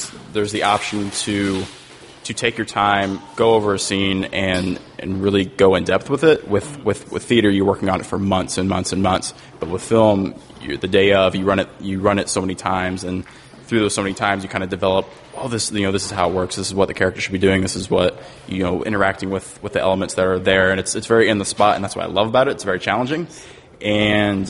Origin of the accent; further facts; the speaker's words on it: Indianapolis, Indiana, United States; I am from Indianapolis